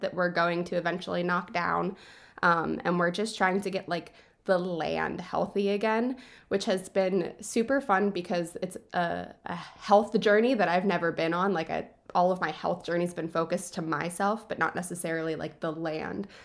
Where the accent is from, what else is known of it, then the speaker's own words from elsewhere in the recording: DuBois, Pennsylvania, United States; I grew up in Du Bois